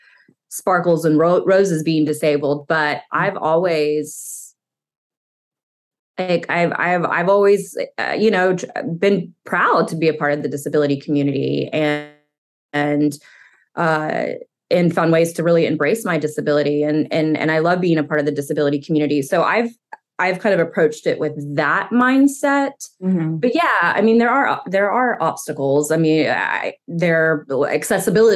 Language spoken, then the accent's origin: English; Knoxville, Tennessee, United States; I grew up right outside of Knoxville, Tennessee